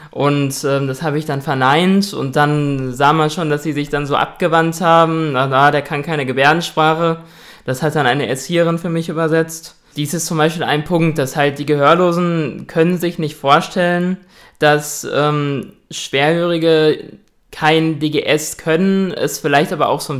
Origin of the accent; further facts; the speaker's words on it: Dortmund, North Rhine-Westphalia, Germany; also ich bin 23 Jahre alt, ich komme aus Dortmund